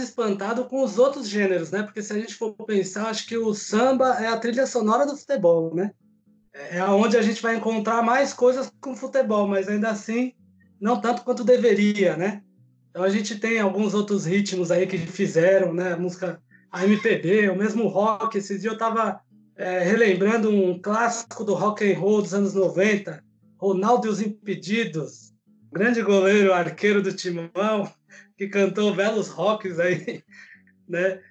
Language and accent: Portuguese; São Paulo, Brazil; sou daqui de São Paulo também